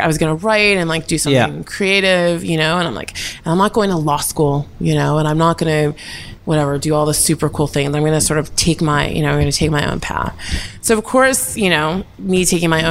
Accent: New York, United States; I'm from New York.

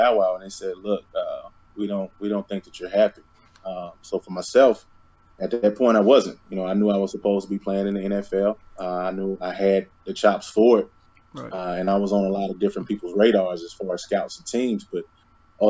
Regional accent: North Little Rock, Arkansas, United States; I'm from Little Rock, Arkansas, or rather North Little Rock, Arkansas

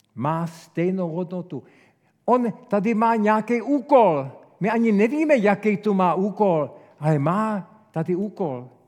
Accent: Czechia; jsem velký patriot, jsem velký Čech

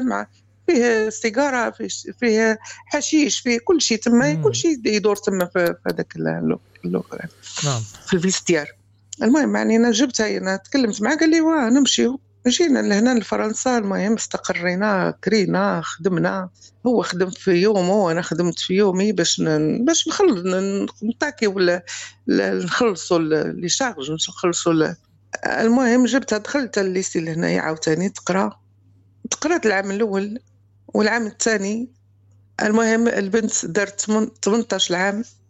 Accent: Morocco; moved away as an adult; also born or lived in Spain / France; أنا مغربية

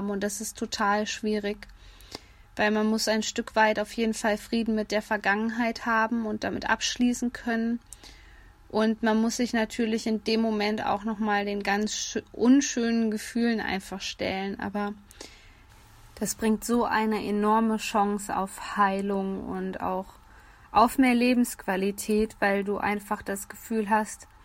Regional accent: Hesse, Germany; Hier in meiner Heimat in Nordhessen sagt man übrigens auch, es hat alles seine Vor- und Nachteile.

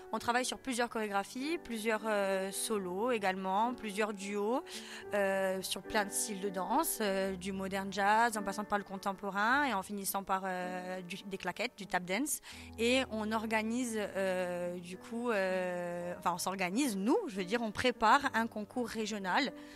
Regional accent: Ajaccio, Corsica, France; also born or lived in Corte; je suis originaire d'Ajaccio

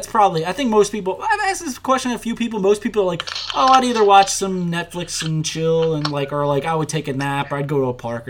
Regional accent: Harvey, Louisiana, United States; moved away as an adult; now in Austin, United States; growing up in Harvey, where I'm from originally.

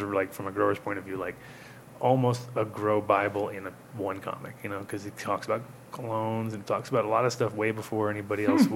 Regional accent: New York, United States; also born or lived in Rhode Island; as a New Yorker

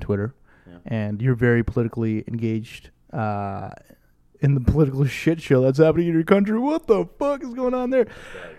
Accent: Canada; as a Canadian

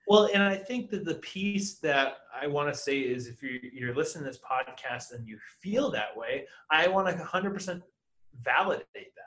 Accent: New Hampshire, United States; also born or lived in Los Angeles; now in Dallas, United States; originally I'm from New Hampshire

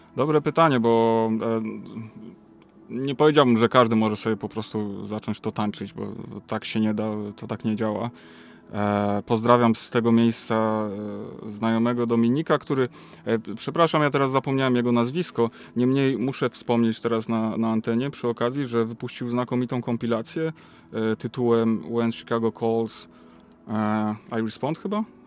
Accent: Łódź, Łódź Voivodeship, Poland; u nas w Łodzi

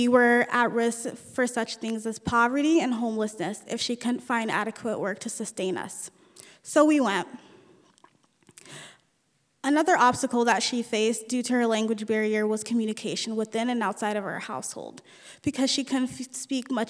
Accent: United States; first language Nuer; English is a second language; also born or lived in Ethiopia / South Sudan / California; we lived in three different refugee camps until we moved to the United States in 1994

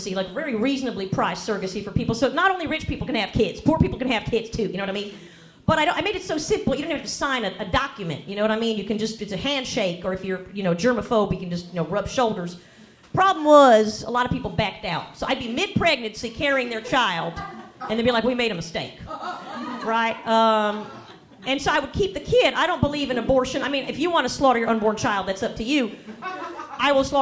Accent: the South, United States; growing up in the South, you do meet some Jews

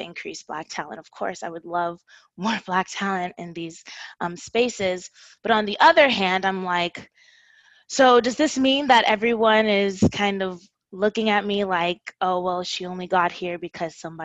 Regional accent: Houston, Texas, United States; I was born in Houston

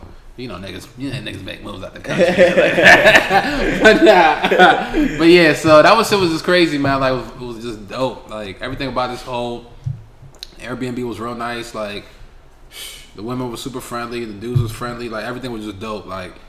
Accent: New York, United States; I'm from New York, you know what I'm saying?

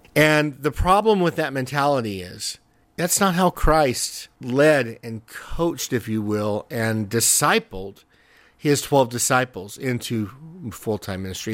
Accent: Southern New Mexico, United States; also born or lived in California / Albuquerque, New Mexico; I was born in California, grew up in Southern New Mexico, and went to high school there.

